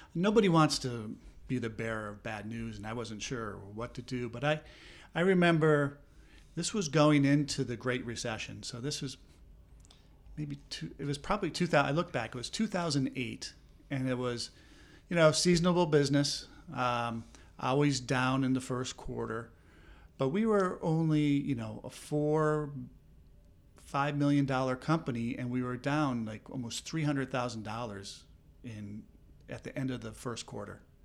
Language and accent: English; Minnesota, United States; moved away as an adult; also born or lived in Southern California; now in Philadelphia, United States; I did not grow up in this area. I grew up in Minnesota.